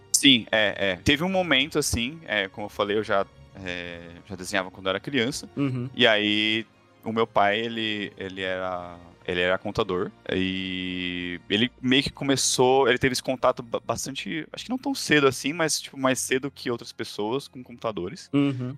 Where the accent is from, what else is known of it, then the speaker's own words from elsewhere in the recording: São Paulo, Brazil; also born or lived in London; Eu sou de São Paulo